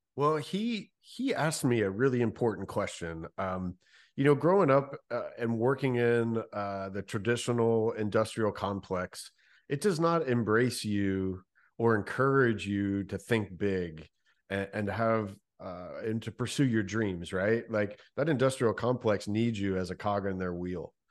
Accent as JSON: {"language": "English", "town": "Louisville", "region": "Kentucky", "country": "United States", "tie": "born or raised there", "said": "born and raised in Louisville, Kentucky"}